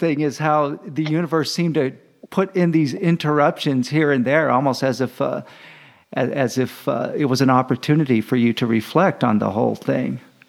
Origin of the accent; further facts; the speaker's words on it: Fresno, California, United States; now in El Paso, United States; I live in El Paso, Texas, and have lived here for many, many years. But I am from Fresno. Fresno is my home